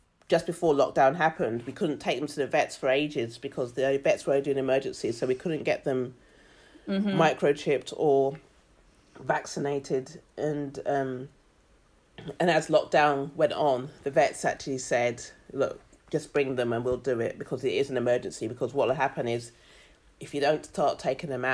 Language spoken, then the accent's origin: English; London, United Kingdom; moved away as an adult; also born or lived in Brighton; now in Australia; being black, growing up in London, moving to Brighton, living in Australia, have all shaped who I am